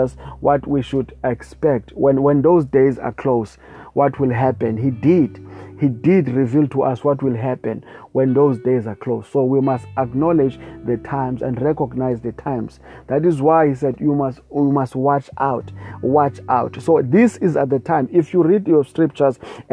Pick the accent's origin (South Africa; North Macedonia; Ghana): South Africa; I come from South Africa, and we have a lot of traditionalists here, people who don't worship God, but worship the spirit of ancestors, whatever it is, praise God. So I also grew up in the same kind of environment